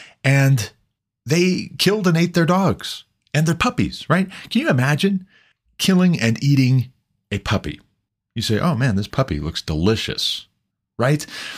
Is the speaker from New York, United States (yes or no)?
no; Montana, United States; growing up in Montana, my home state